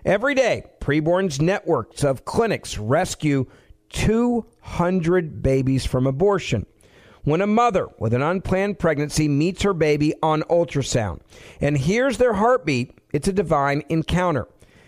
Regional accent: Memphis, Tennessee, United States; moved away; I had to fly back to my hometown of Memphis to check on my dad who was in the hospital.

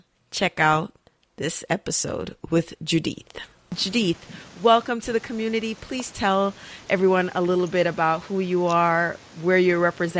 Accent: Jamaica; I'm Jamaican

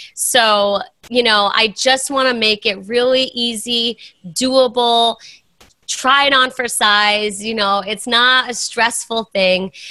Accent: East Coast, United States; moved away as an adult; I'm from the East Coast

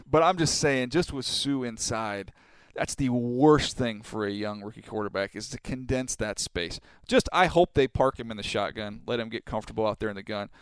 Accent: San Diego, California, United States; that's my hometown, man. I can't go against San Diego State.

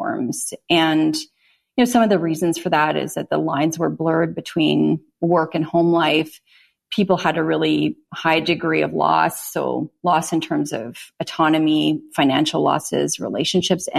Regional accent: Canada; I'm from Canada

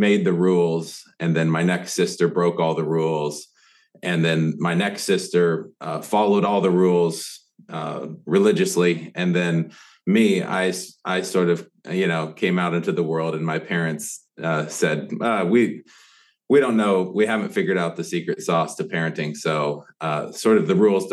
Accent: California, United States; moved away as an adult; now in Bowling Green, United States; I grew up in Northern California and Southern California

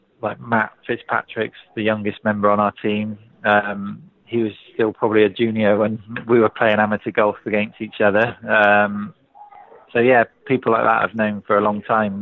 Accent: England, United Kingdom; as an Englishman

